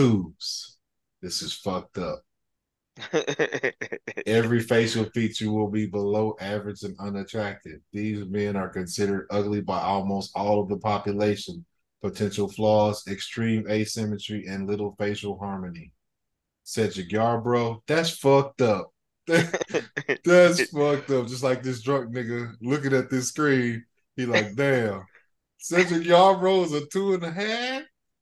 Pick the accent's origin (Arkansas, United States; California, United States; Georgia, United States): Georgia, United States; Atlanta; I'm from Atlanta, Georgia. Camden Road to be exact.